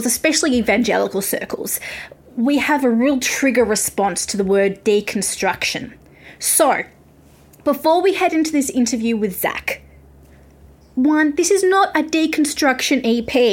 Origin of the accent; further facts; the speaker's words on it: Australia; accent: Australian; I'm Australian